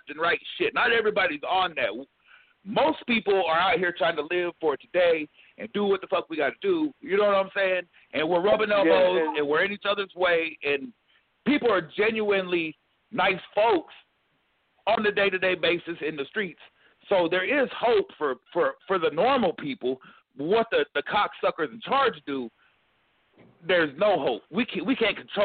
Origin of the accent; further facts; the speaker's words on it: Orlando, Florida, United States; moved away; I'm from Orlando